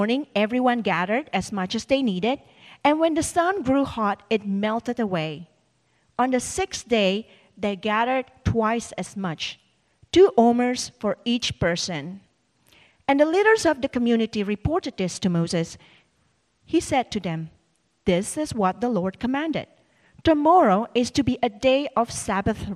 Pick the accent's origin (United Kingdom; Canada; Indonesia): Indonesia; now in New York, United States; I grew up in Indonesia